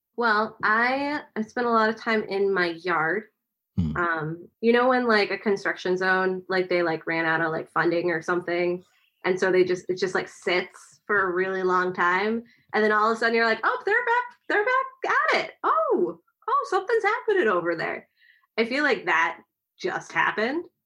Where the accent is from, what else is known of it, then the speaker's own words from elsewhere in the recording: Kansas City, United States; moved away; also born or lived in Chicago; I'm from Kansas City